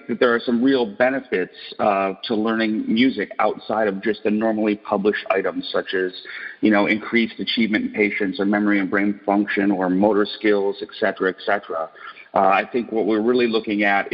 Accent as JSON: {"language": "English", "town": "Detroit", "region": "Michigan", "country": "United States", "tie": "born or raised there", "said": "I grew up in Detroit, Michigan, and, it was a factory town"}